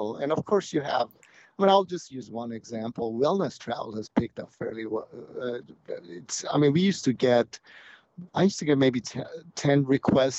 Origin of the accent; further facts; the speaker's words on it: Cyprus; moved away; I grew up on in Cyprus, which is a Greek island